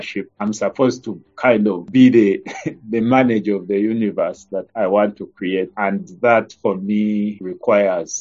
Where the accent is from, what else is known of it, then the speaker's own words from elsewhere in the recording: Kajjansi, Central Region, Uganda; I'm a Ugandan. I've grown up here. I was born in Kajansi, just outside Kampala